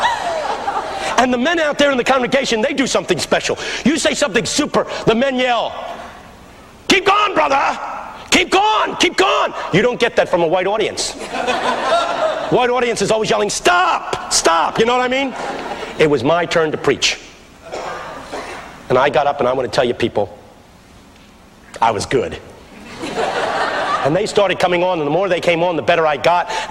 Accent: Philadelphia, Pennsylvania, United States; I grew up in West Philadelphia

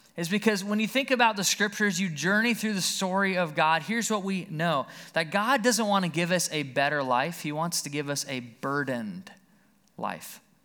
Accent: Caledonia, United States; also born or lived in Alabama; We lived right out here in Caledonia

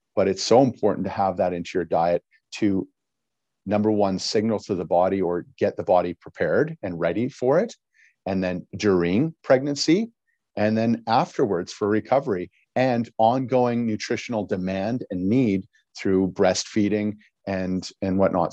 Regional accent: Battleford, Saskatchewan, Canada; I was raised in the, in the Battle Forts area.

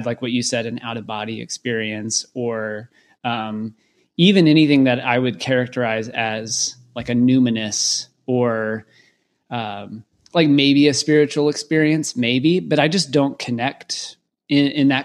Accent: Waco, Texas, United States; growing up in Waco, Texas

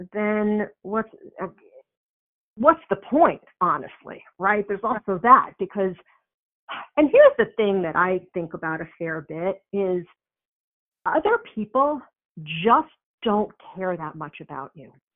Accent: New York, United States; I'm from New York, so we have a different way of talking.

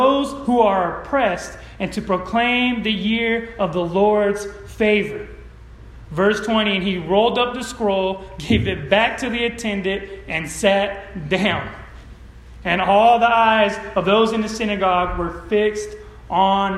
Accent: Modesto, California, United States; moved away; I grew up in Modesto, California

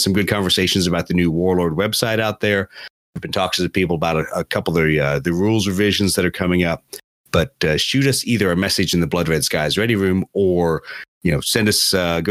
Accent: Beaufort, South Carolina, United States; it is kind of my hometown

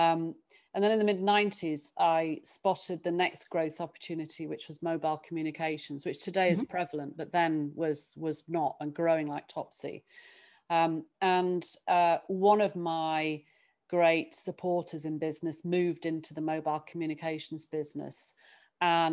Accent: Sheffield, Yorkshire and the Humber, United Kingdom; moved away as an adult; I was born and brought up in Sheffield

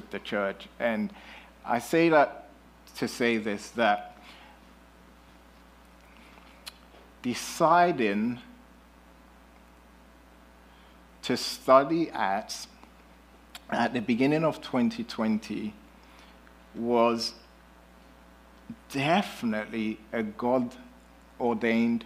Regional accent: United Kingdom; moved away as an adult; now in United States; I'm not from America. I'm from the UK

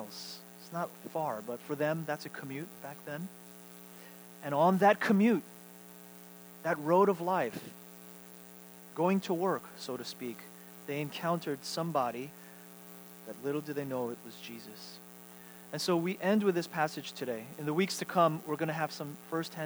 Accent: New York, United States; moved away as an adult; also born or lived in Seattle; now in Texas, United States; I have not returned home as a resident, as a New Yorker anymore. I can't even rightfully call myself a New Yorker.

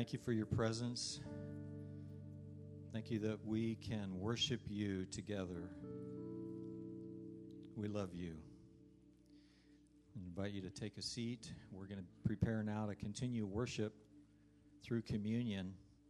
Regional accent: Niger; I grew up in West Africa. My parents were missionaries there.

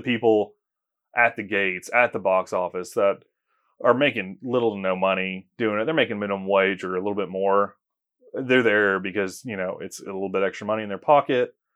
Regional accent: Tulsa, Oklahoma, United States; moved away as an adult; now in Oklahoma City, United States; I grew up in Tulsa, Oklahoma

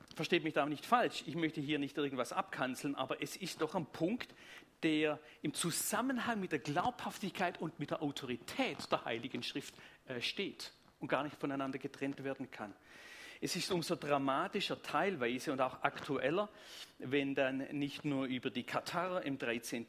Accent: Tübingen, Baden-Württemberg, Germany; accent: Swabian; Sonst wäre es einfach Schwäbisch. Ich komme aus Tübingen

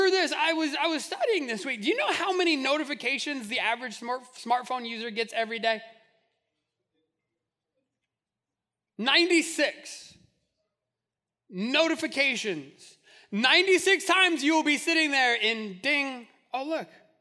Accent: Albuquerque, New Mexico, United States; I grew up in Albuquerque

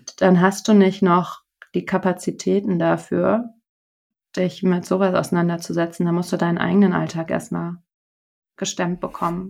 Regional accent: Germany; für uns, ich glaube, als ähm, Deutsche

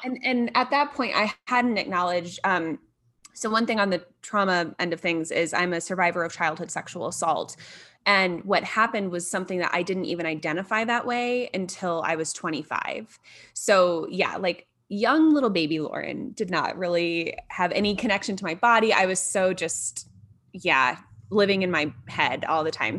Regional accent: Fort Wayne, Indiana, United States; moved away as an adult; now in Denver, United States; I'm from the Midwest, so I grew up in northern Indiana in Fort Wayne, which most people probably have not heard of, but moved down to a suburb of Indianapolis when I was twelve.

